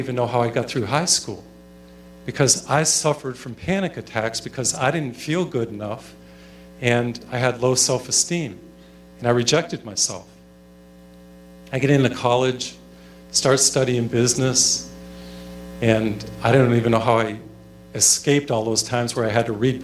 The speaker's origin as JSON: {"language": "English", "region": "Massachusetts", "country": "United States", "tie": "born or raised there", "first_language": "English", "said": "When I was in high school, I grew up in Massachusetts. I know English well. It's my first language, of course."}